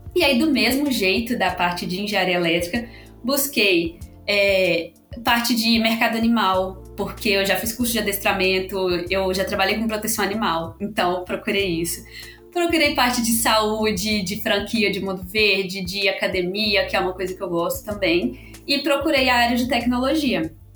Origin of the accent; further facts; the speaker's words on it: Belo Horizonte, Minas Gerais, Brazil; now in São Paulo, Brazil; E sou de Minas, eu eh, sou mineira, né? Sou de BH. Acho que o sotaque entregou um pouco